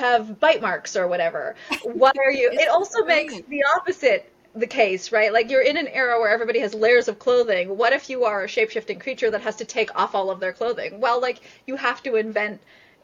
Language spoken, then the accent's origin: English; Northern California, United States; I'm from Northern California